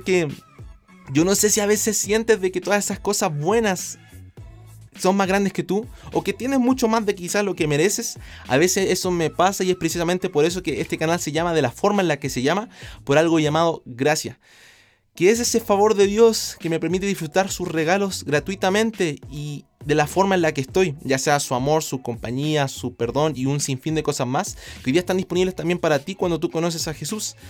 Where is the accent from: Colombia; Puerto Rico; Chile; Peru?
Chile; yo vengo de Chile